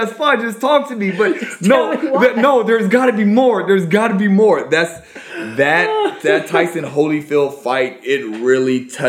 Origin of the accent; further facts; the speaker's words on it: Virginia, United States; growing up in Virginia